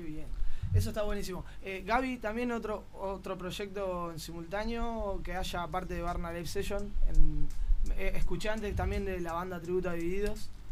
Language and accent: Spanish; Argentina; now in Barcelona, Spain; a uno como argentino